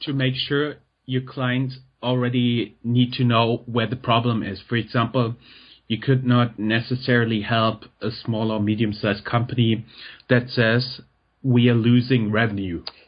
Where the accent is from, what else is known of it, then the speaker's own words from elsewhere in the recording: Germany; English is a second language; I'm German